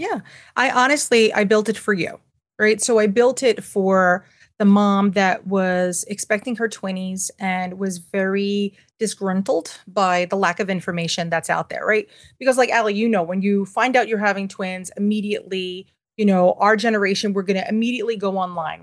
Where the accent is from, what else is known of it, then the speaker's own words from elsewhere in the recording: New York City, New York, United States; I'm born and raised in Manhattan, and I am, I'm fifth generation